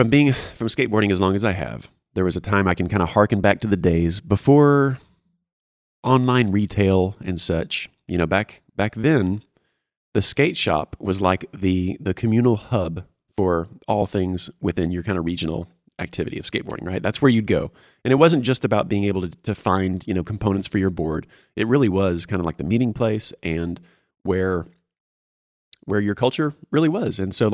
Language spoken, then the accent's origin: English; Houston, Texas, United States; And South Houston, to be exact. Not like Sugarland.